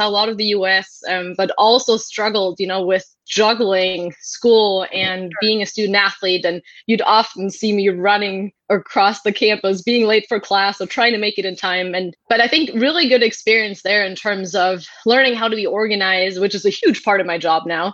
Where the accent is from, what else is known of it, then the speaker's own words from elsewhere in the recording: Germany; moved away as an adult; now in Mountain View, United States; I was born and raised in Germany, and that's where all my family still is.